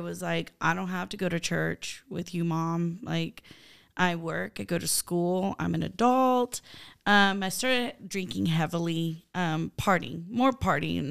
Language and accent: English; Turlock, California, United States; also born or lived in San Francisco, California / Honduras; I grew up in Turlock